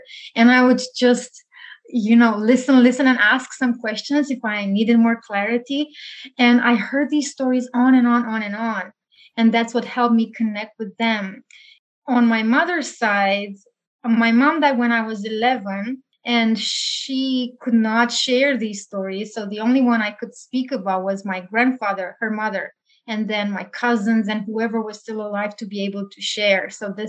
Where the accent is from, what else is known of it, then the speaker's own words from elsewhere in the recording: South-East Romania, Romania; moved away as an adult; now in Toronto, Canada; And I come from Romania, where I lived since I was born for 36 years. And then I moved to Canada in 2017. I'm currently living in Toronto with my husband.